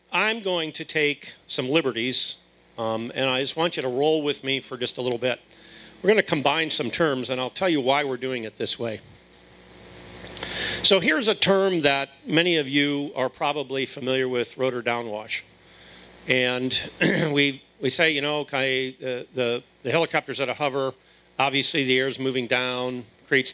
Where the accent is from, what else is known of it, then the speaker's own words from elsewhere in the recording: Akron, Ohio, United States; I'm from Akron, Ohio